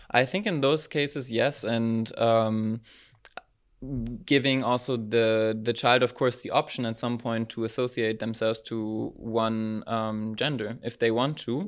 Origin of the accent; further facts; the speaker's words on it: Berlin, Germany; moved away as an adult; now in Maastricht, Netherlands; I was born and raised in Berlin, in Germany, and moved to Maastricht three years ago